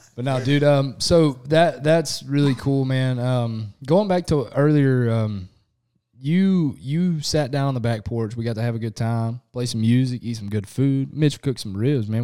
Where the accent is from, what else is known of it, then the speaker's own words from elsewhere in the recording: Southeast Texas, United States; we're from Southeast Texas